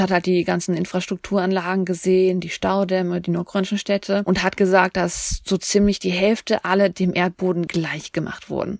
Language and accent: German; East Germany, Germany; als Ostdeutsche